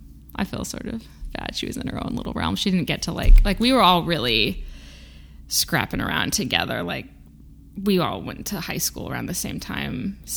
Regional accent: Peoria, Illinois, United States; now in Massachusetts, United States; I didn't grow up in a city. I grew up in Illinois.

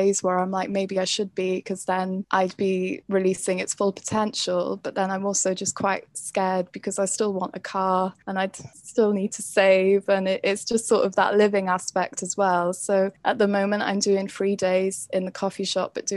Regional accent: Carmarthenshire, Wales, United Kingdom; I'm from Carmarthenshire

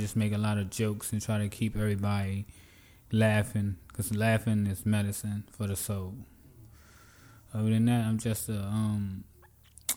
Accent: D.C., Maryland area, United States; also born or lived in Virginia; I'm originally from Virginia, but I grew up in the D.C., Maryland area

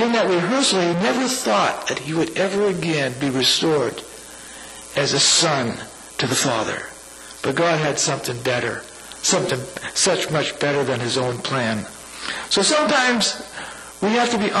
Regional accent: San Francisco, California, United States; my hometown, San Francisco

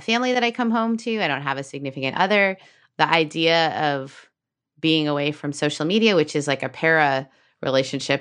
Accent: Canada; as a Canadian

